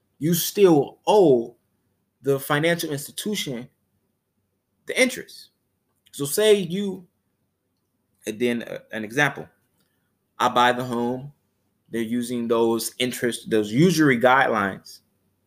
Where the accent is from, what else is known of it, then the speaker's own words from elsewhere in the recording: Chicago, Illinois, United States; I'm from Chicago, Chicago, Illinois